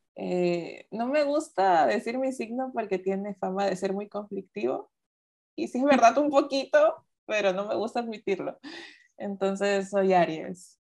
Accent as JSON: {"language": "Spanish", "country": "Ecuador", "tie": "born or raised there", "said": "nací aquí en Ecuador, yo soy de Ecuador, trabajo en Ecuador, vivo en Ecuador"}